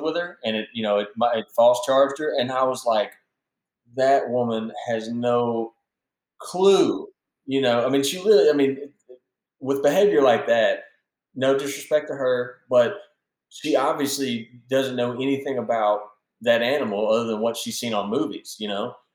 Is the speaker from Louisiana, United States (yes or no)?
no; Central Mississippi, United States; I was born and raised in Central Mississippi